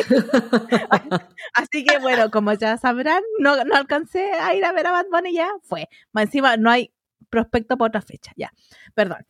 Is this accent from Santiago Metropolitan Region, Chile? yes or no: yes; Melipilla, Santiago Metropolitan Region, Chile; soy de las Melipillas